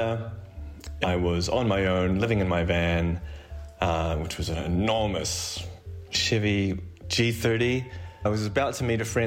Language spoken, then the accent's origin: English; New Zealand; moved away as an adult; now in Chamonix, France; I am a New Zealander